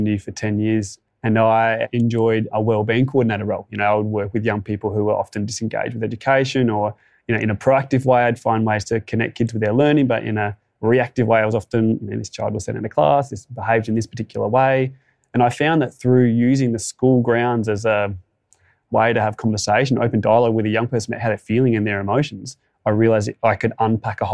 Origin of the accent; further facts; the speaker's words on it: Tantanoola, South Australia, Australia; now in Mount Gambier, Australia; I grew up in an even smaller little community called Tantanola